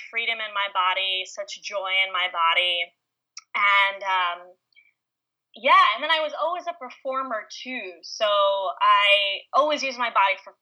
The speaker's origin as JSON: {"language": "English", "country": "Israel", "tie": "born or raised there", "also_born_or_lived": "New York / St. Louis, Missouri", "said": "I was born in New York, and then I grew up in Israel for a few years, seven years exactly."}